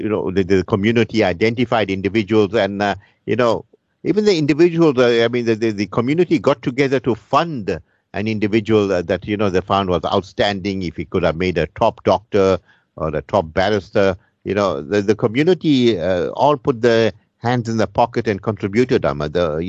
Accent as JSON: {"language": "English", "country": "South Africa", "tie": "born or raised there", "said": "I grew up in the Pingo area where, you know, my grandfather owned a filling station."}